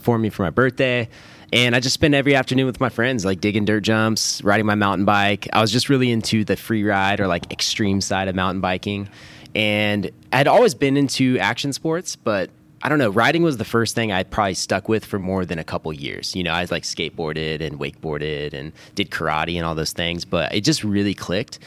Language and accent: English; Roseville, California, United States; I grew up here in Roseville, so right outside of Sacramento suburbs.